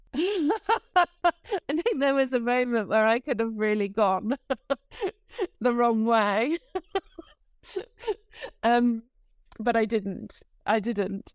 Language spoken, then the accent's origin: English; United Kingdom; moved away as an adult; now in Amsterdam, Netherlands; I am a Brit who lives in Amsterdam.